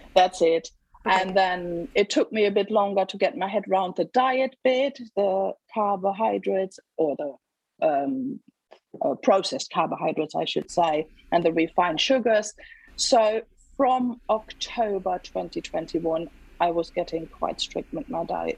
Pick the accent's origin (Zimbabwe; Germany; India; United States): Germany; moved away as an adult; now in England, United Kingdom; I was born in Germany and lived there for the first 28 years, roughly, of my life. And then met an English bloke and moved to England for love